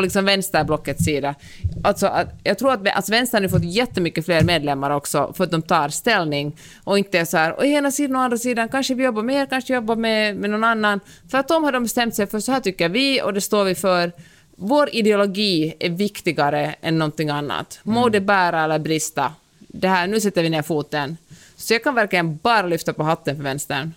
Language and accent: Swedish; Finland; now in United States; jag är finländare och lever i USA.